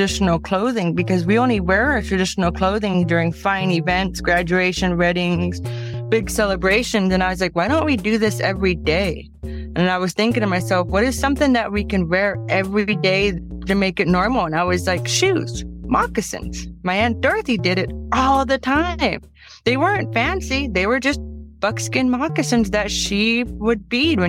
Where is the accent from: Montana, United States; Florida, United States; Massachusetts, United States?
Montana, United States; Plains; now in Flathead Reservation, Montana, United States; I was born in Plains, Montana.